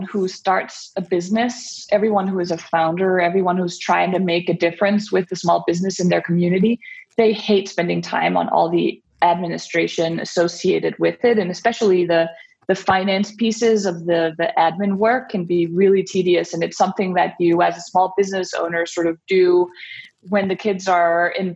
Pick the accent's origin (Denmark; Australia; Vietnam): Denmark; moved away as an adult; now in United States; So I am originally from Denmark, where I grew up and I spent my childhood and also went to college